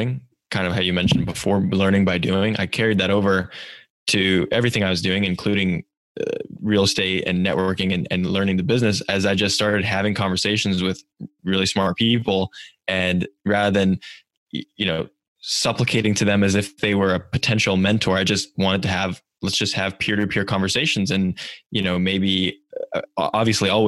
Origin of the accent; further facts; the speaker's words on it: Silicon Valley, California, United States; growing up in Silicon Valley